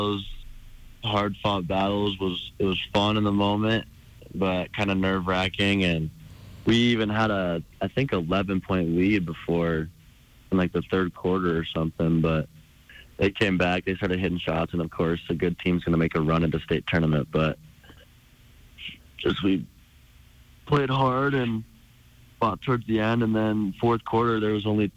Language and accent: English; Helena, Montana, United States; staying in my hometown, being around my family and all the Bruins supporters